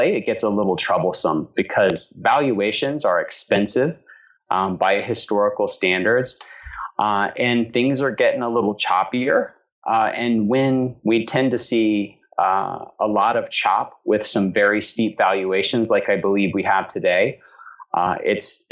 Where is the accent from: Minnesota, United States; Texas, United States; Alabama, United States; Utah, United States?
Alabama, United States; moved away as an adult; now in Atlanta, United States; I'm from Alabama originally, and my wife, who is from Connecticut, was very good natured about living in my hometown for 6 years